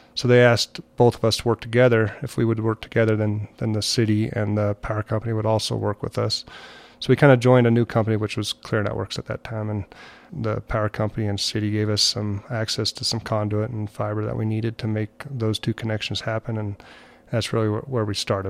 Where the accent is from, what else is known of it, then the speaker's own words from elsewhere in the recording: Montrose, Colorado, United States; I'm actually from Montrose, Colorado